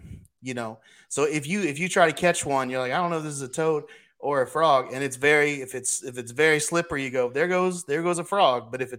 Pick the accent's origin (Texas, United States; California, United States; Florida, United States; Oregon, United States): Texas, United States; Corpus Christi; I am from Texas. I was born here where TCU exists in Corpus Christi, Texas.